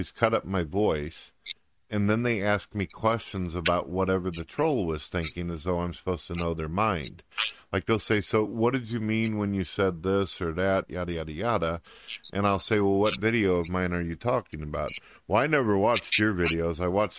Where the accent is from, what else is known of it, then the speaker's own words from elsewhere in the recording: St. Louis, Missouri, United States; moved away; also born or lived in countryside (unspecified); I was born in St. Louis, Missouri, and then later on I ended up moving out to the countryside